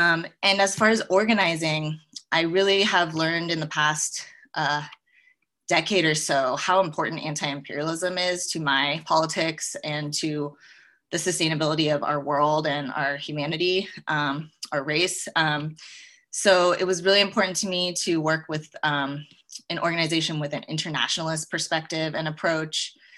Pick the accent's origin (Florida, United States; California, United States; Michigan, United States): California, United States; Los Angeles; now in Northern Idaho, United States; where I am right now temporarily is Idaho, Northern Idaho, and I'm from Southern California, LA.